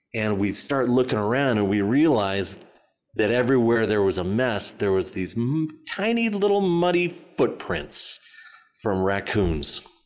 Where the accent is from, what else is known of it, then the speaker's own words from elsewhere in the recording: Arizona, United States; I'm from Arizona